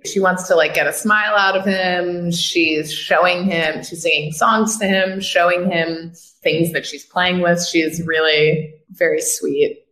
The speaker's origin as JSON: {"language": "English", "area": "Westchester", "region": "New York", "country": "United States", "tie": "born or raised there", "also_born_or_lived": "Brooklyn, New York", "said": "I grew up in the yeah. Westchester. Grew up in the Burbs."}